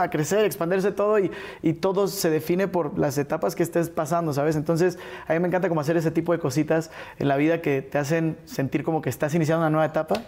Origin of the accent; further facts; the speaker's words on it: Mexico City, Mexico; nacido y crecido en la Ciudad de México